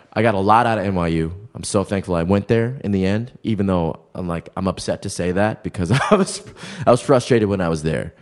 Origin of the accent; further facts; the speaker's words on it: Baltimore, Maryland, United States; moved away as an adult; now in New York, United States; growing up in Baltimore was interesting